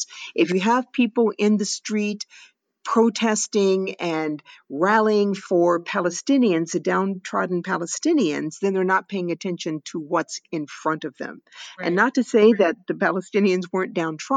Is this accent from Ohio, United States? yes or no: yes; Cleveland Heights, Ohio, United States; moved away as an adult; I come from Cleveland Heights, which has a high school when I was attending